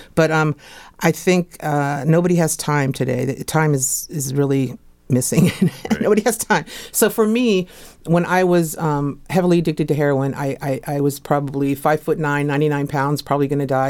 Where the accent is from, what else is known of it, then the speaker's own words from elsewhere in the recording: Fairfax, Virginia, United States; moved away; also born or lived in New York City; I'm originally from Fairfax